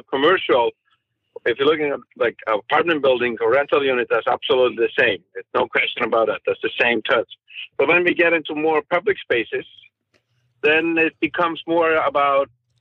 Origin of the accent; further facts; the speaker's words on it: Iceland; now in Santa Monica, United States; growing up in Iceland, where the weather is, you know, extremely hard.